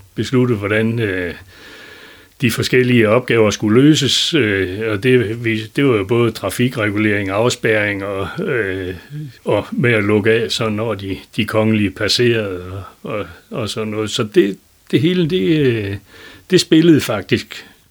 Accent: Lendum, North Denmark Region, Denmark; accent: Vendsyssel dialect; also born or lived in Elling; hjemme i Lendum

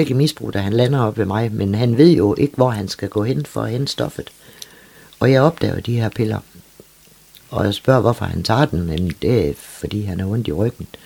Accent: Copenhagen, Capital Region of Denmark, Denmark; jeg er jo født og opvokset i København

